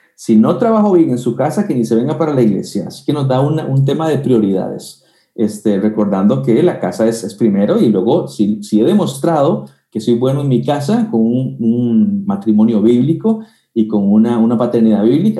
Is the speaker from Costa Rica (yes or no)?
yes; Costa Rica; also born or lived in Guatemala; aunque soy tico y nací en Costa Rica, eh, viví en Guatemala unos tres años y ahí estudié teología